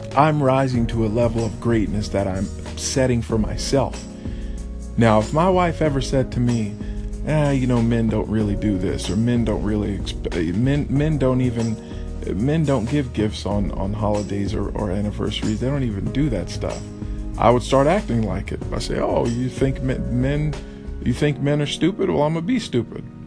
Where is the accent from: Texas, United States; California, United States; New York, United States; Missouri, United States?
Texas, United States; I come from Texas. I come from the South. This is how I was raised.